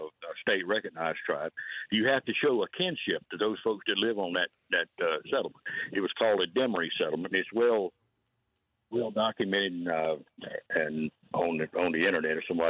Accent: South Carolina, United States; I grew up in South Carolina

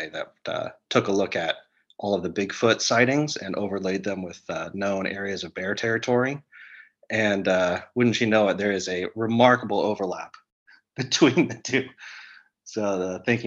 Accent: Central Florida, United States; now in Los Angeles, United States; My family, we grew up in Central Florida.

